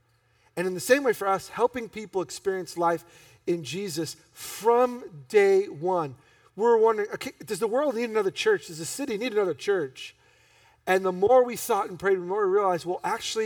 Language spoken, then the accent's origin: English; New York, United States; being born and raised in New York